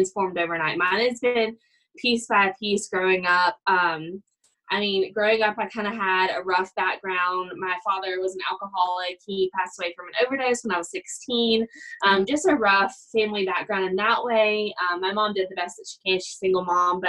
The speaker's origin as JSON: {"language": "English", "region": "Alabama", "country": "United States", "also_born_or_lived": "Georgia", "moved": "as an adult", "lives_now": "Colorado Springs, United States", "said": "I am from Alabama."}